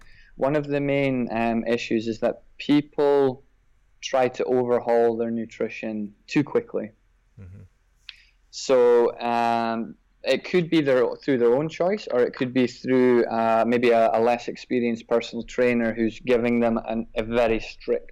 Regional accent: Scotland, United Kingdom; now in Dubai, United Arab Emirates; As you can probably tell from the accent, I grew up in Scotland

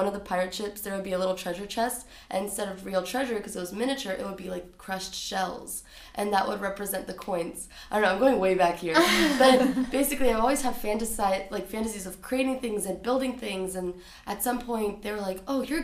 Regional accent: Florida, United States; also born or lived in Brazil; I grew up in Florida. We're immigrants from Brazil

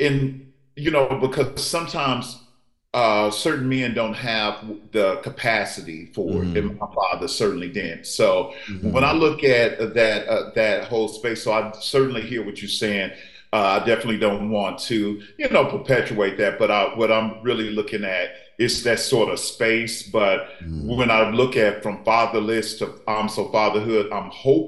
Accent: St. Louis, Missouri, United States; I'm a Midwest kid, so I grew up in St. Louis

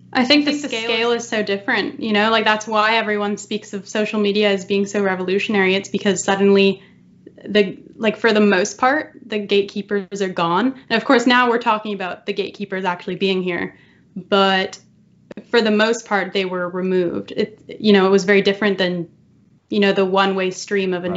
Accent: Canada; I envy the American spirit that we do not have in Canada

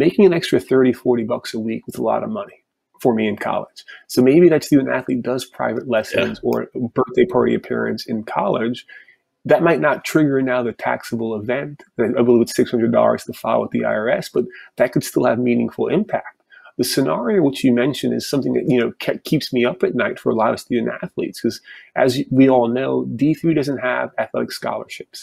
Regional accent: Florida, United States; a Division II or Division III school in my home state of Florida

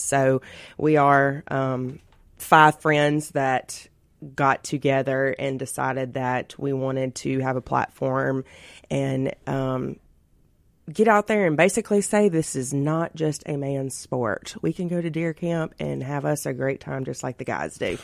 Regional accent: Florence, Mississippi, United States; my little hometown

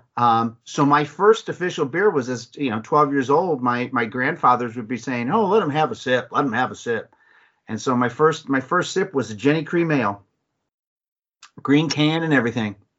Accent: Mentor, Ohio, United States; now in Dayton, United States; I'm actually from Northeast Ohio, so I'm from Mentor

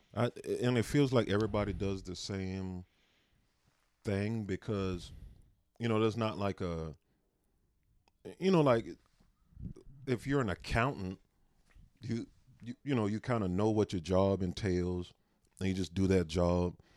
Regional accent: South Carolina, United States; moved away as an adult; also born or lived in San Antonio, Texas; now in Spokane, United States; I grew up in South Carolina.

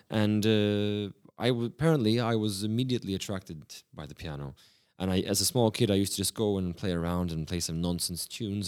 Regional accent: Prague, Czechia; also born or lived in Sydney, Australia; I started a new life in, in the beautiful city of Prague.

